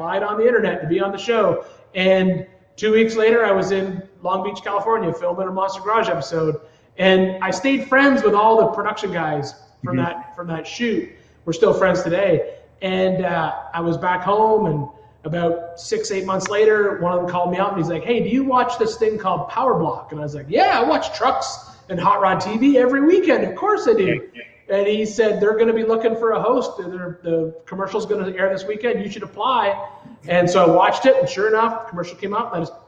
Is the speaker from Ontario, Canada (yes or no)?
yes; Smiths Falls, Ontario, Canada; moved away; I grew up in Ontario, born there, a small little town called Smiths Falls, Ontario